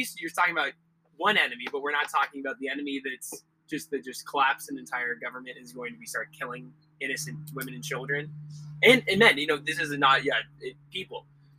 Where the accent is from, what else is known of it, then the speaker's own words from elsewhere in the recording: Arizona, United States; I'm from Arizona. I didn't grow up right next to the border